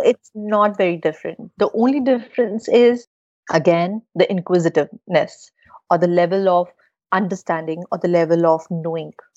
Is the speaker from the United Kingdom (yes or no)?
no; India; I'm from India